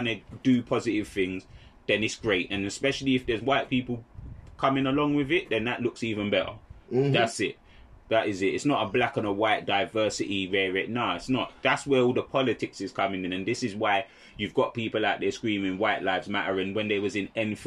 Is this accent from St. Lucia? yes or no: yes; St. Lucia; I'm St. Lucian